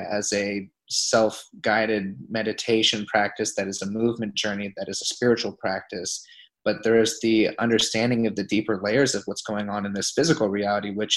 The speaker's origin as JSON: {"language": "English", "town": "Pensacola", "region": "Florida", "country": "United States", "tie": "born or raised there", "moved": "yes", "said": "I'm back in my hometown where I'm based out of Pensacola, Florida right now."}